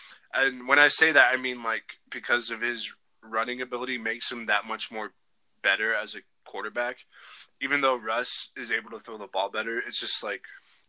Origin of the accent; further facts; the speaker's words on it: Washington, United States; moved away as an adult; now in Dillon, United States; I grew up in Washington, but I'm not going to lie, I love Montana. I've been here for, it's been almost 5 years now